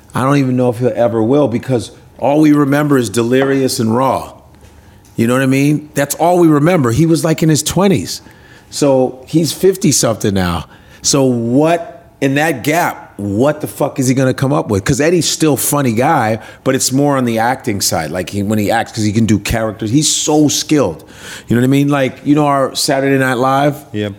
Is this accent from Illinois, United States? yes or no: yes; Chicago, Illinois, United States; now in New York City, United States; i grew up in chicago